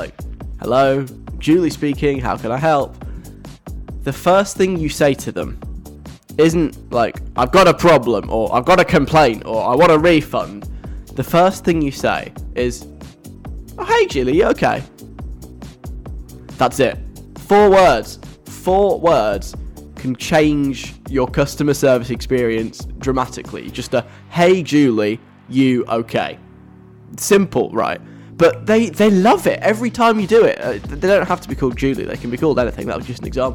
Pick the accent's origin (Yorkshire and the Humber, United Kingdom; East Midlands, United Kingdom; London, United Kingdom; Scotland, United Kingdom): London, United Kingdom; I'm like a Londoner